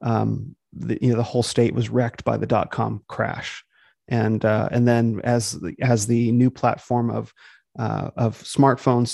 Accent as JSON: {"language": "English", "town": "Phoenix", "region": "Arizona", "country": "United States", "tie": "born or raised there", "said": "So I was born in Phoenix, Arizona, which is where I live now. I grew up there, spent the first 18 years of my life in Phoenix."}